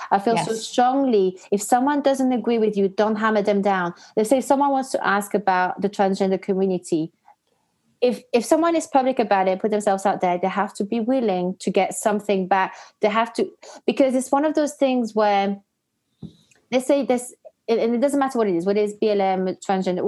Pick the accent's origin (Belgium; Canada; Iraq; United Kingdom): Belgium; moved away; I'm half Algerian. I grew up in Belgium